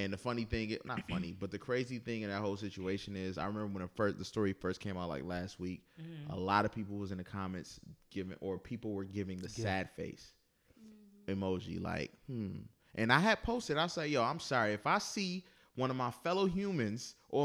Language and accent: English; Buffalo, New York, United States; moved away; I'm from Buffalo, New York.